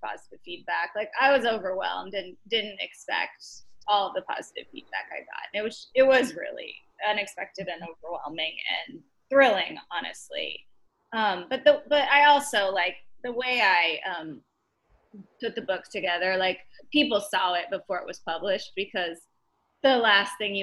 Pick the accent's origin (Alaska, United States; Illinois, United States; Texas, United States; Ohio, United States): Texas, United States; Dallas; now in New York, United States; I'm from Dallas